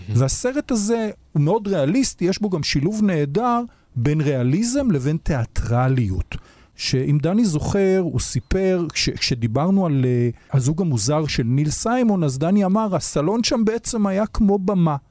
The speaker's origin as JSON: {"language": "Hebrew", "town": "Tel Aviv", "region": "Tel Aviv District", "country": "Israel", "tie": "born or raised there", "said": "כמי שגדל בתל אביב וחי בה כל חייו"}